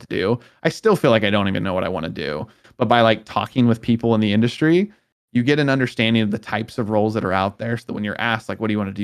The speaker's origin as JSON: {"language": "English", "region": "Southern California", "country": "United States", "also_born_or_lived": "Oregon", "moved": "as an adult", "said": "I was originally from Southern California"}